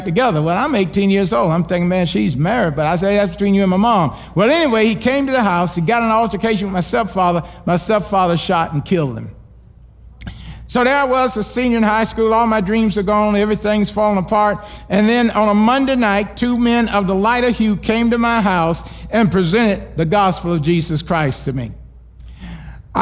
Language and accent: English; Kissimmee, Florida, United States; also born or lived in New York; I was born in Kissimmee, Florida.